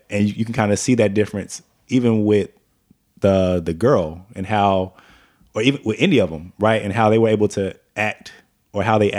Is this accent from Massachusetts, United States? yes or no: no; Dallas, Texas, United States; also born or lived in Mesquite, Texas; we grew up in Pleasant Grove, and then she moved me to Mesquite.